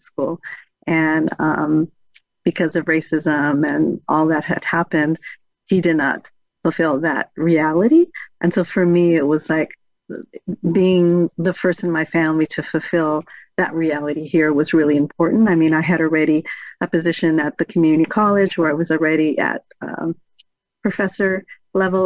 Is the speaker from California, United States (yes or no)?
yes; San Diego, California, United States; born and raised in San Diego, California.